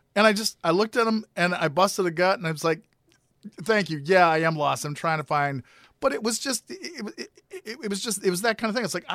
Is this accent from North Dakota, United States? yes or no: yes; Grand Forks, North Dakota, United States; in my hometown in uh, Grand Forks, North Dakota